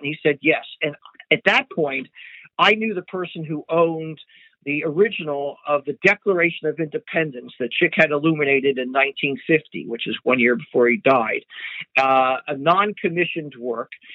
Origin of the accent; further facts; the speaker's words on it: California, United States; I'm from California